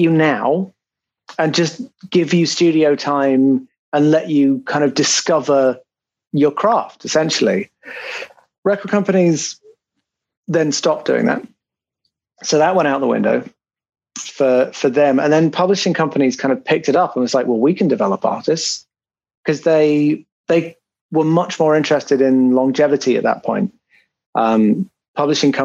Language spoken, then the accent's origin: English; United Kingdom; I'm very British in that sense.